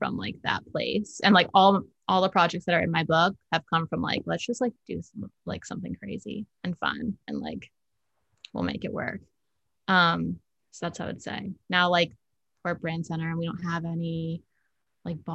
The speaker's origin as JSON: {"language": "English", "town": "Virginia Beach", "region": "Virginia", "country": "United States", "tie": "born or raised there", "also_born_or_lived": "Charlottesville", "moved": "as an adult", "lives_now": "Richmond, United States", "said": "I'm from Virginia Beach. I was born and raised there."}